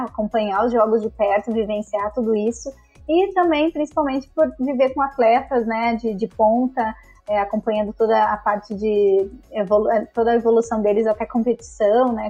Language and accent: Portuguese; Rio Grande do Sul, Brazil; moved away; also born or lived in Santa Catarina; sou gaúcha, mas depois de um tempo fui morar em Santa Catarina